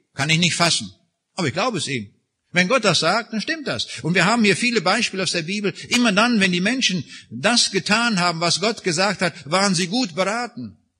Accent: Raineck, East Prussia, Kaliningrad Oblast, Russia; moved away; wo ich geboren bin, in Rheinig. Dort in der äußersten Ecke von dem früheren Ostpreußen

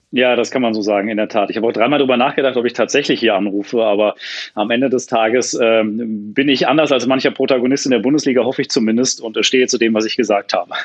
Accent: Hesse, Germany; bei uns in Hessen

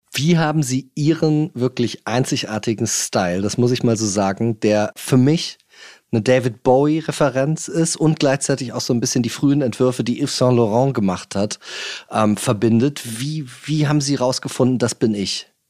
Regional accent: Germany; wir als Deutsche

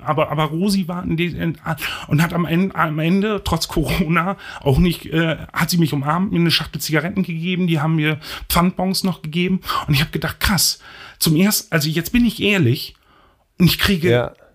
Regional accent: Osterholz-Scharmbeck, Lower Saxony, Germany; also born or lived in Bremen; In meiner Stadt, wo ich aufgewachsen bin, Ostdeutsch-Scharmbeck

